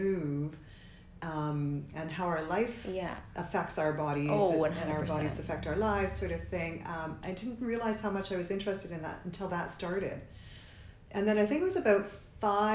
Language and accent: English; Sudbury, Ontario, Canada; also born or lived in Toronto; Sudbury's my hometown. I moved away to Toronto as we do when we're young